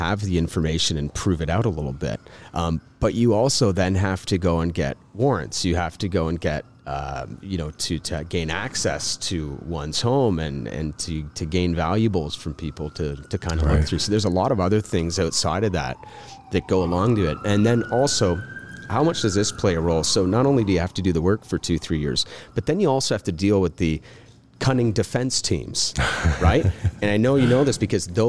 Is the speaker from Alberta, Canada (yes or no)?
no; Mount Albert, Ontario, Canada; I am actually from Mount Albert, Ontario, in East Quillenbury